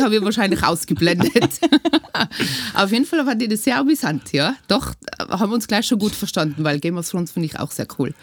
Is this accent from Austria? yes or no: yes; Lechtal, Tyrol, Austria; Aus dem Lechtal